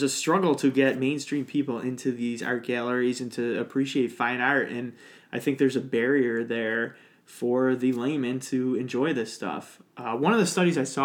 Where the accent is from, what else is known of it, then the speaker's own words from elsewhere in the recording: Lockport, New York, United States; I was at Lockport High